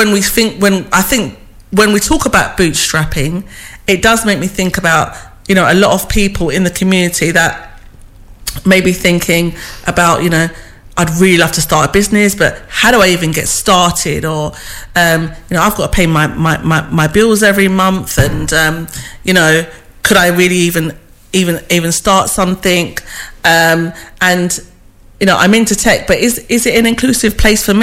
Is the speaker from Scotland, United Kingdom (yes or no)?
no; London, United Kingdom; I'm a woman from East London, a mother